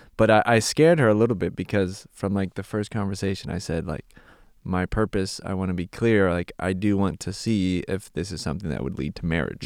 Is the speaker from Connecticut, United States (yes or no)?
no; Santa Clarita, California, United States; moved away as an adult; now in Czech Republic; I grew up here in Santa Clarita, was born and raised in Canyon Country